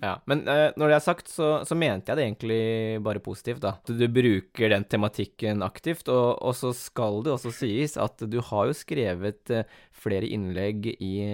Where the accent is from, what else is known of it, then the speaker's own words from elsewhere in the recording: Askim, Østfold, Norway; also born or lived in South Korea; jeg er oppvokst i Askim, eller kommer fra Askim